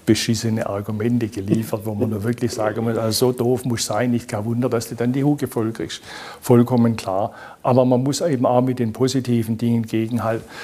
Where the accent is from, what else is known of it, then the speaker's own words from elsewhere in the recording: Baden-Württemberg, Germany; Es gibt nirgends so viele wie in meiner Heimatregion, nirgends so viele wie in Baden-Württemberg.